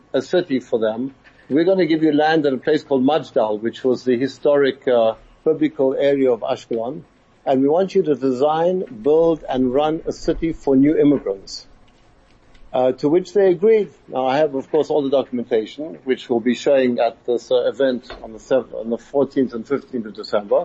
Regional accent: Johannesburg, Gauteng, South Africa; now in Israel; I was brought up in South Africa in Emerentia

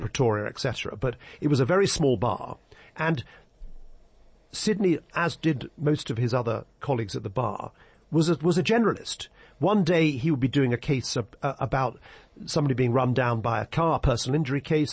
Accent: England, United Kingdom; I've spent most of my life practicing law in England

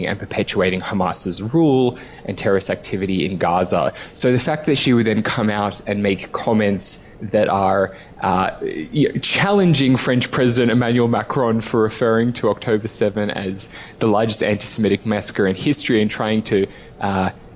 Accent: Australia; my home country of Australia

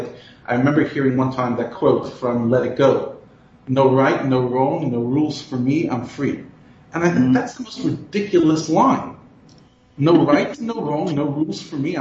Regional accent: United States; moved away; I grew up in America

